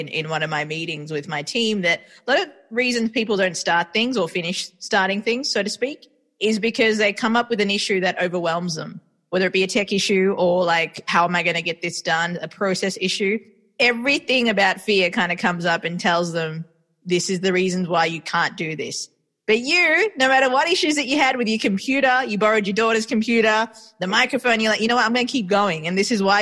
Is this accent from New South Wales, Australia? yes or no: no; Melbourne, Victoria, Australia; also born or lived in Sri Lanka; now in New York, United States; I am raised in Australia, but I was born in Sri Lanka and I currently live in New York